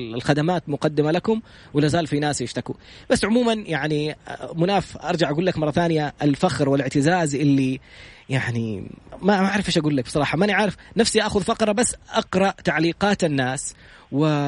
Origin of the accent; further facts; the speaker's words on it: Saudi Arabia; انا سعودي